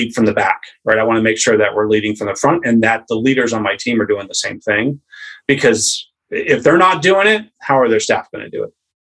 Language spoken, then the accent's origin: English; Maine, United States; I'm from a family that was born and raised in Maine